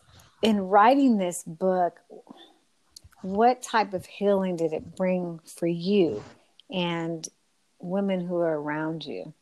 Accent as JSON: {"language": "English", "region": "West Coast", "country": "United States", "said": "meet the Nab Femme sister from the West Coast, as I am."}